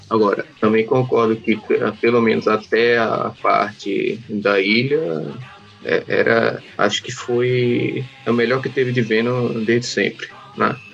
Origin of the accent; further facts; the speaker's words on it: Northeast Region, Brazil; mas eu, eu falo tu porque eu sou nordestino, nordestino fala tu.